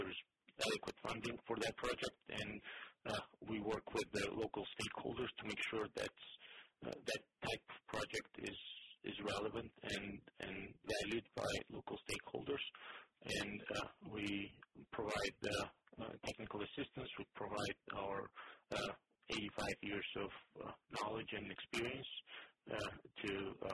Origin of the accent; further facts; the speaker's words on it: Georgia; moved away as an adult; also born or lived in Zimbabwe / Russia; now in United States; I grew up in Tennessee, Georgia. I was 21 when I left it